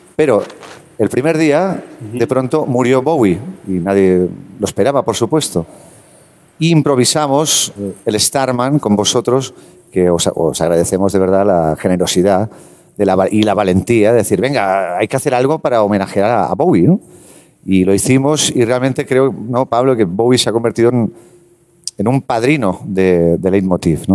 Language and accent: Spanish; Terrassa, Catalonia, Spain; yo soy de Tarrasa